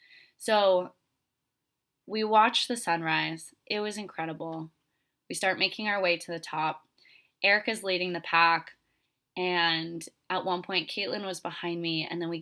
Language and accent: English; Florida, United States; moved away as an adult; I came from Florida. I came from a very flat state, and I love Florida. I will always go back there. It's such a fun place. But I knew I was going to move to the mountains only in my early 20s.